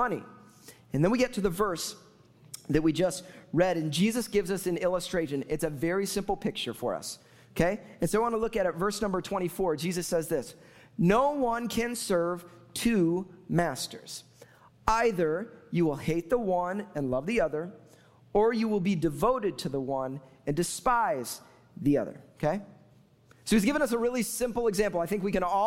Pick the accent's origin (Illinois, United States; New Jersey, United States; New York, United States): Illinois, United States; Chicago; moved away; I'm from Chicago, therefore, I'm a Bears fan